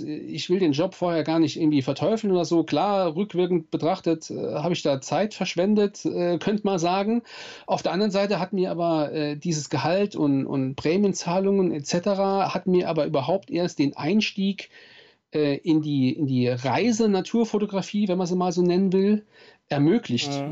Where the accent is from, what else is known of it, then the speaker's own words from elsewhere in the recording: Saarland, Germany; Ich komme aus dem Saarland, aus Südwestdeutschland